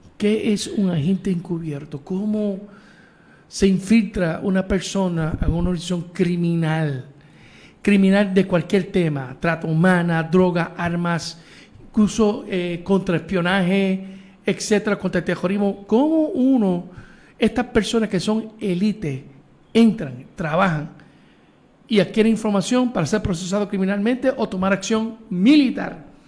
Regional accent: Puerto Rico; nosotros los boricos, pues, lo puedo decir porque somos boricuas

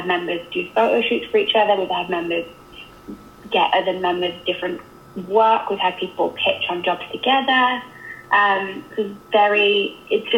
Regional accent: England, United Kingdom; now in Canada; I'm obviously English

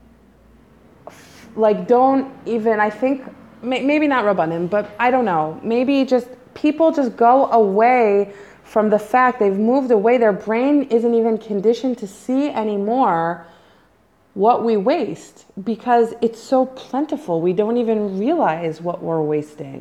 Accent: United States; moved away as an adult; now in Israel; as an American

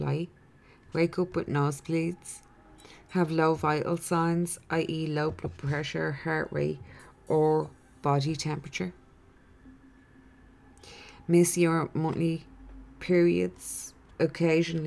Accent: Ireland; I'm Irish in this incarnation

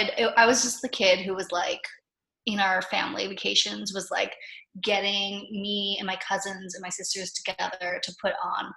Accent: Philippines; being someone who was like half American, half Japanese growing up in the Philippines, there was a lot of like identity crises happening and not knowing totally who I was.

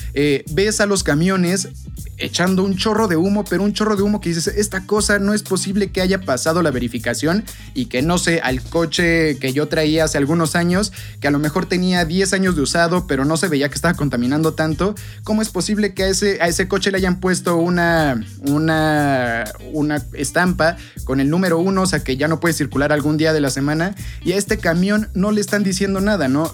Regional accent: Mexico; nosotros como mexicanos

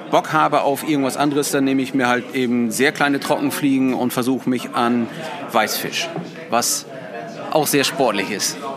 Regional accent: Surwold, Lower Saxony, Germany; ich selber komme aus Surwold, das ist ein Nachbarort von Papenburg.

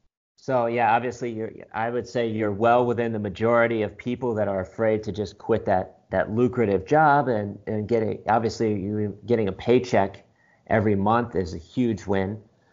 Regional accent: Michigan, United States; now in Austin, United States; I'm originally from Michigan, but currently living in Austin, Texas. Been here for about 5 months

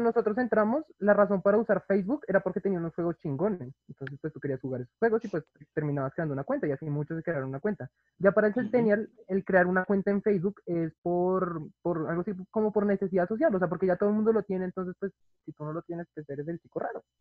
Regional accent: Bogotá, Colombia; yo nací en el 98, Bogotá, Colombia

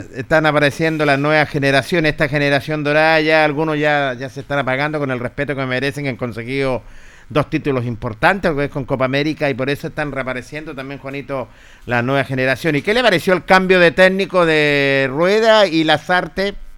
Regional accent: Linares, Maule, Chile; Yo soy linarense, yo lo único que nací en Linares

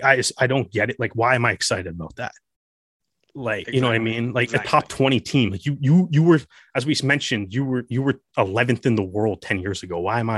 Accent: Canada; watching it as a Canadian rugby fan

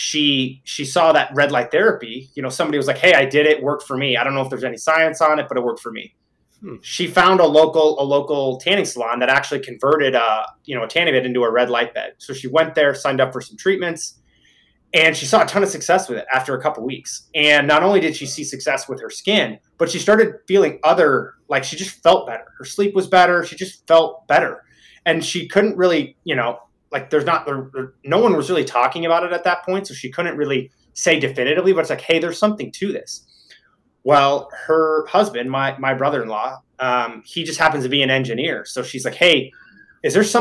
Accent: Midwest, United States; moved away; I'm originally from the Midwest

